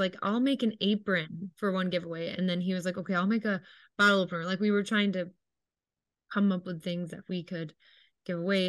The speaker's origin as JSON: {"language": "English", "town": "Syracuse", "region": "New York", "country": "United States", "said": "we are from Syracuse, it's where I studied"}